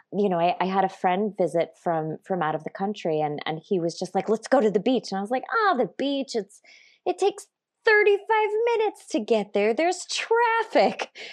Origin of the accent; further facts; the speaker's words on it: California, United States; I'm from California, and I love it here